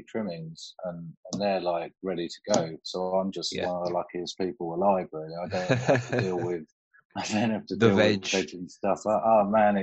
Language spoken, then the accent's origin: English; Cambridge, East of England, United Kingdom; I am from the east of England. I'm from a little place called Cambridge